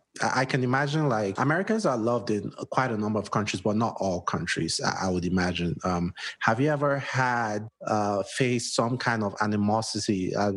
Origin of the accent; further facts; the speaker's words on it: Nigeria; moved away as an adult; now in United States; I grew up in Nigeria for the first 26 years of my life.